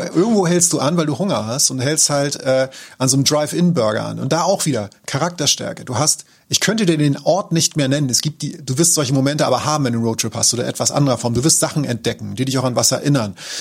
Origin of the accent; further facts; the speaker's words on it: Germany; accent: German; ich so, ja, aus Deutschland